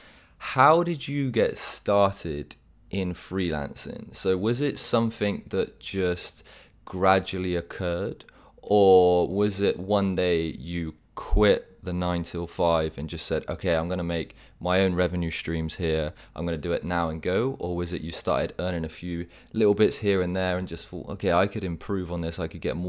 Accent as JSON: {"language": "English", "town": "Bath", "region": "South West England", "country": "United Kingdom", "tie": "born or raised there", "moved": "yes", "said": "when I was back in the UK, we lived right near to each other, sharing that childhood in the city of Bath"}